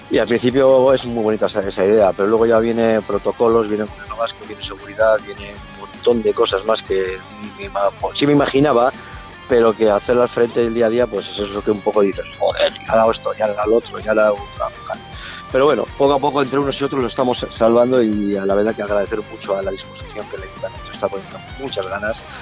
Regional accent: Santurtzi, Basque Country, Spain; now in Abanto y Ciérvana, Spain; Pero yo vengo de Santurce, ¿eh? o sea que eso yo soy extranjero.

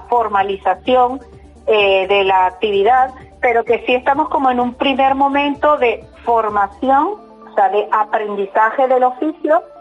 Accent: Venezuela; now in Basauri, Spain; mujer migrada de Venezuela de hace muchos años, desde el 2002 estoy aquí. Soy basauritarra, de acogida. Mi pueblo de acogida es Basauri

